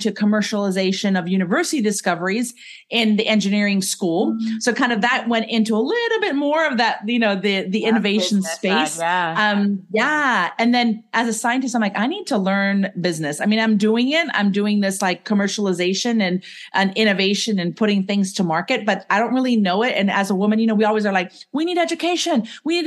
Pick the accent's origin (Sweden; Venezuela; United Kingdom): Venezuela; Caracas, Capital District; moved away as an adult; now in United States; I am actually originally from Caracas, Venezuela